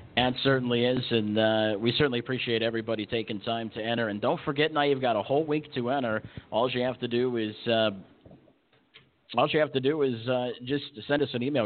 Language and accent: English; Gary, Indiana, United States; moved away; I'm from Gary, Indiana, which a lot of people consider Chicago, Illinois